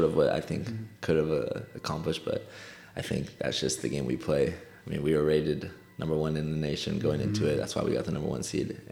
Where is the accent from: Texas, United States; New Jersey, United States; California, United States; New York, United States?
California, United States; Fresno; moved away as an adult; also born or lived in Oklahoma; I'm from Fresno, California